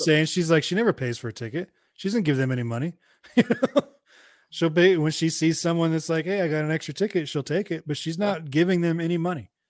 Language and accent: English; Hayward, California, United States; I grew up in Hayward